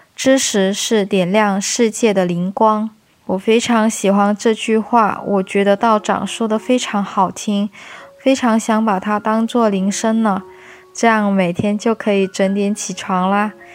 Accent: Jieyang, Guangdong, China; moved away; 我是潮汕资娘仔，我现在在广东揭阳，我回到家过年咯

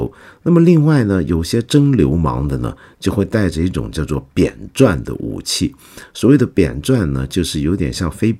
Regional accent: Taiwan; 恰恰因为我在台湾长大，我整个七十年代到八十年代头都在台湾

